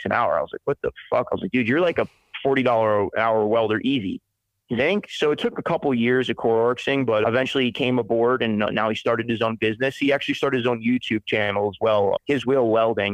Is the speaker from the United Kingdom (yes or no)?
no; Spring Hill, Florida, United States; moved away as an adult; also born or lived in Brooksville, Florida / Weeki Wachee, Florida; now in Montana, United States; When I was a kid, I grew up in the town that I'm from. I'm from Spring Hill, Florida, Brooksville, Florida, Wickiwatchee, Florida